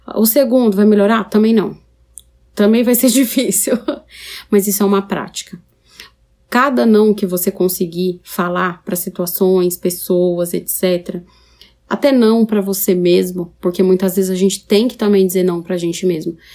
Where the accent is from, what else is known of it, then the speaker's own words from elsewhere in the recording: São Paulo, Brazil; moved away as an adult; now in Paraná, Brazil; Eu sou de São Paulo, capital. Eu estou no interior do Paraná agora.